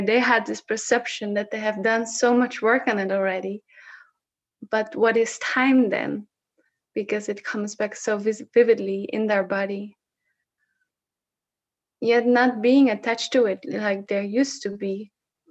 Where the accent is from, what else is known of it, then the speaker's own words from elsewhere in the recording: Netherlands; first language Dutch; English is a second language; I am Dutch, but I'm almost sometimes at times unable to actually talk in Dutch when it comes to expressing myself, what is there. And it's interesting because Dutch is my native language.